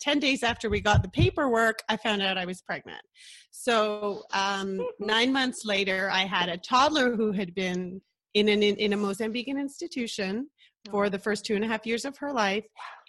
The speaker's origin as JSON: {"language": "English", "town": "Ottawa", "region": "Ontario", "country": "Canada", "tie": "born or raised there", "also_born_or_lived": "Lima, Peru", "said": "I was born in Peru. I've got family in Peru. I was mostly raised in Ottawa, Canada"}